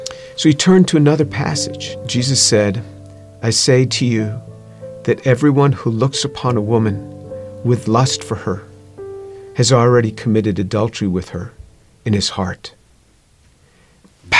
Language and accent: English; New York, United States; I grew up just outside of New York City